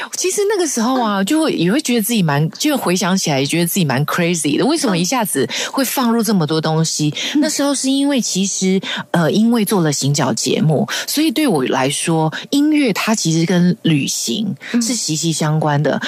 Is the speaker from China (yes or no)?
no; Taiwan; first language Hakka; 我们自己台湾